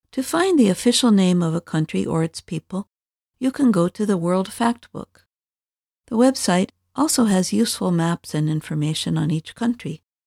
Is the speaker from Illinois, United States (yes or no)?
no; Indiana, United States; I came from the American state of Indiana, but people from my state are called Hoosiers.